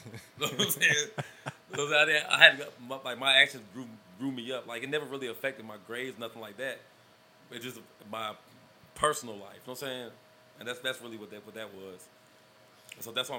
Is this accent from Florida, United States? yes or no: no; Georgia, United States; we was from Georgia.